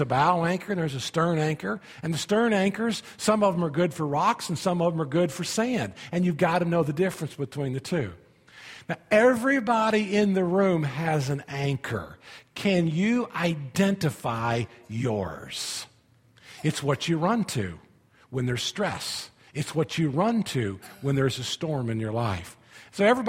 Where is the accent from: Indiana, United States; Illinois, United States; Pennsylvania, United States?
Indiana, United States; Indianapolis; moved away as an adult; now in Florida, United States; I grew up in Indianapolis, Indiana.